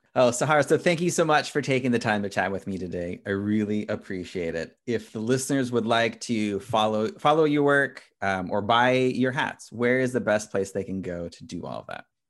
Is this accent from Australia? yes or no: no; United States; as an American